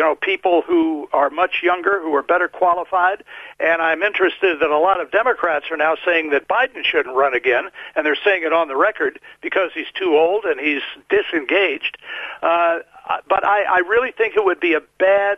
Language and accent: English; United States; as an American